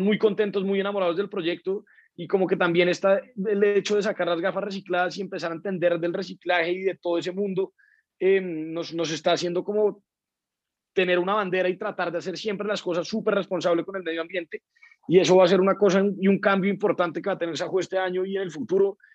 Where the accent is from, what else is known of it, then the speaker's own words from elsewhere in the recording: Colombia; como colombianos